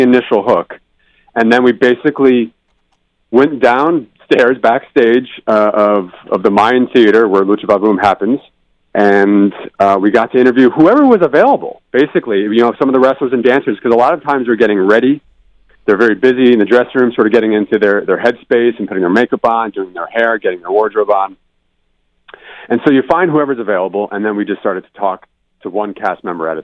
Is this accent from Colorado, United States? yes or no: no; Connecticut, United States; now in Los Angeles, United States; I'm not from Los Angeles originally. I'm from Connecticut